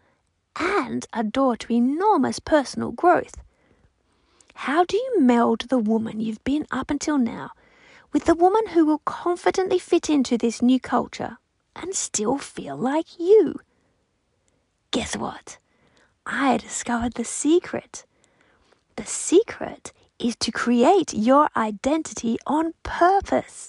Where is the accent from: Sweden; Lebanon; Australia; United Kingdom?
Australia; I'm an Aussie with French influence from my husband and his family. We all live near Sydney, Australia